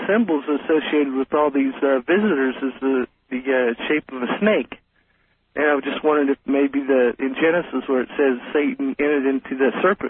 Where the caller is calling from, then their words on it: Colby, Kansas, United States; I'm calling from Colby, Kansas.